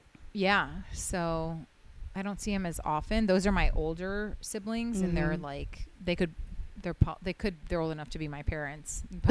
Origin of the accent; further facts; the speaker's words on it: Houston, Texas, United States; born there; I was born in Houston, but I'm not like from there. I haven't been there. Like, I don't know. My parents just were like settled there.